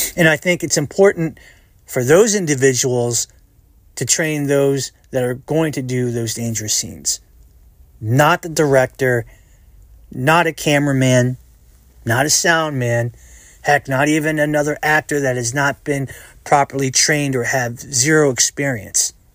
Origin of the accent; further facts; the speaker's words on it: United States; I'm an American, 'cause I was born and raised in the United States of America.